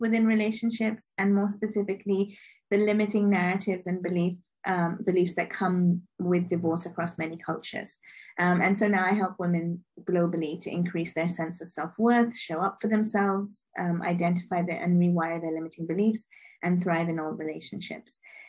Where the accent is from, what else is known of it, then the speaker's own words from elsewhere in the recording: Liberia; born there; also born or lived in Monrovia, Liberia / London, United Kingdom / Lagos, Nigeria / Mumbai, Indiana, United States; So I was born in Liberia, West Africa, to Indian parents. And I've lived in Monrovia, London, Lagos, Mumbai, Dublin, Hong Kong.